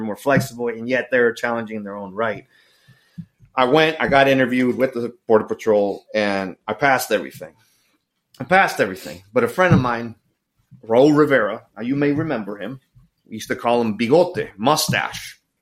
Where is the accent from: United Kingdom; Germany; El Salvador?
El Salvador; moved away; also born or lived in Miami, Florida; I grew up in El Salvador